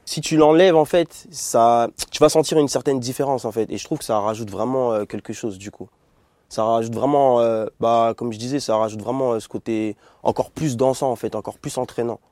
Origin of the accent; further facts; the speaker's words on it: Bordeaux, Nouvelle-Aquitaine, France; nous deux on est de, Bordeaux